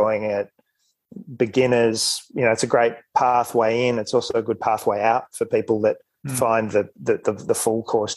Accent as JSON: {"language": "English", "town": "Melbourne", "region": "Victoria", "country": "Australia", "tie": "born or raised there", "said": "growing up in Melbourne"}